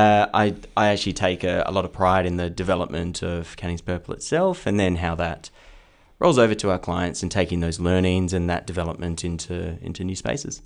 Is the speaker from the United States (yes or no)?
no; Perth, Western Australia, Australia; also born or lived in Kenwick / Bassendean; I grew up in Belladurra to start